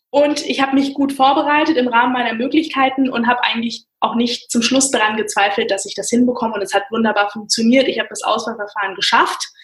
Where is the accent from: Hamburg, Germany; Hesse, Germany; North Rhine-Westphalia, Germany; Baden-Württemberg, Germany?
Hesse, Germany; Frankfurt; haben sich in Frankfurt kennengelernt und sind hier hängen